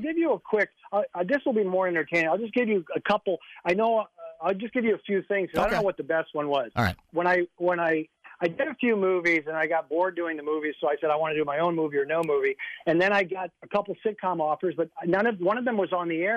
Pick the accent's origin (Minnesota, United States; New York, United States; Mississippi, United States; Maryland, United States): Minnesota, United States; moved away; I grew up in Minnesota. Unlike you, I grew up in Minnesota